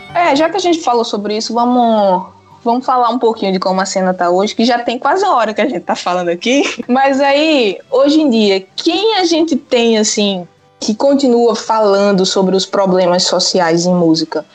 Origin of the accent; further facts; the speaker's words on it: Pernambuco, Brazil; moved away as an adult; also born or lived in Paraíba; now in Aveiro, Portugal; Eu sou nordestina e morei no Nordeste, né? Pernambuco